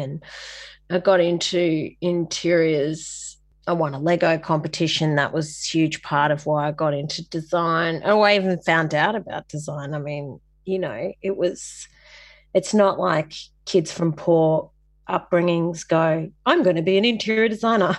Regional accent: Sydney, New South Wales, Australia; moved away as an adult; also born or lived in Kings Cross; now in Coffs Harbour, Australia; I'm from La Perouse in Sydney, so the, the heartland of the N R L, which is a great place for an artist to grow up

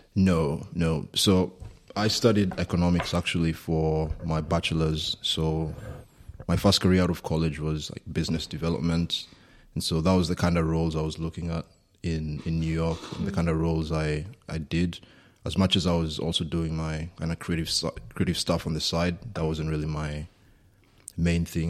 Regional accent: Kenya; moved away as an adult; also born or lived in United States; now in Berlin, Germany; I grew up in Kenya, grew up in a small town in the middle of Kenya, lived there for first eighteen years of my life

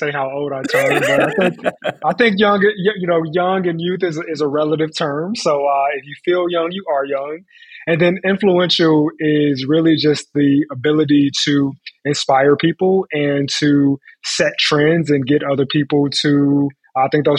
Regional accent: Chicago, Illinois, United States; I was born and raised in Chicago on the South Side

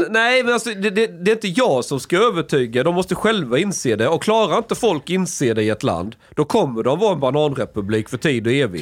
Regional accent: Sweden; jag kommer som svensk

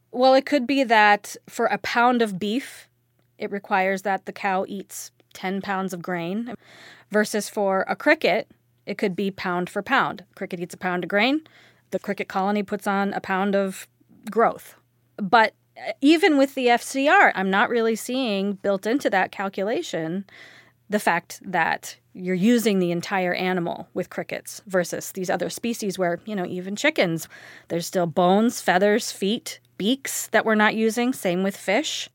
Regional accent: California, United States; now in Minnesota, United States; I'm from California, but I now live in Minnesota

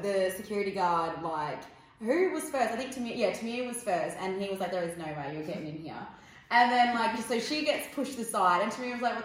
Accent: Perth, Western Australia, Australia; we're from the South Side

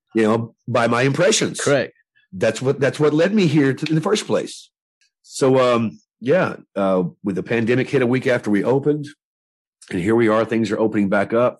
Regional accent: Nashville, Tennessee, United States; I was born and raised in Nashville, Tennessee

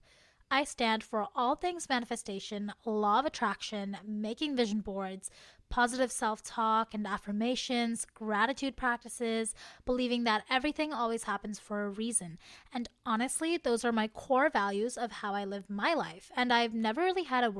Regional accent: Canada; as a Canadian girly

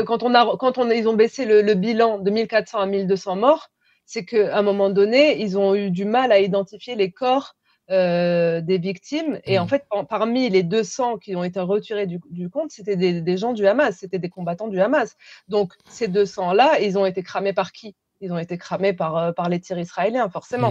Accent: France; je, suis française

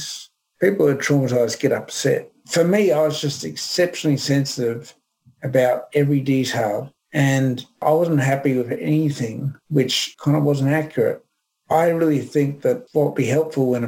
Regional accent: Brisbane, Queensland, Australia; born or raised there

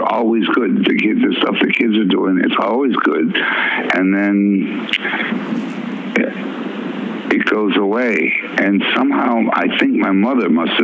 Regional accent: Worcester, Massachusetts, United States; also born or lived in Minneapolis, Minnesota / New Orleans, Louisiana; we moved to Worcester, Massachusetts

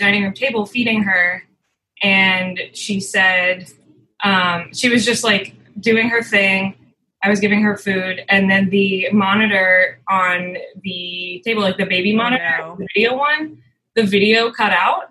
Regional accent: St. Petersburg, Florida, United States; now in New York City, United States; I'm from St. Pete, Florida

